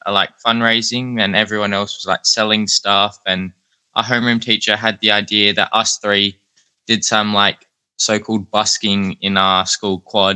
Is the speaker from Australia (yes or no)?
yes; Adelaide, South Australia, Australia; I was born here in Adelaide. I've lived here all my life, so we haven't really done much moving.